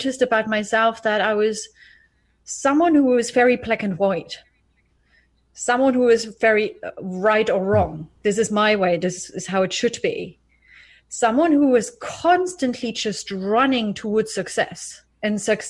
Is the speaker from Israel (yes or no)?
no; East Germany, Germany; I was born in East Germany, actually, in the 80s, in the early 80s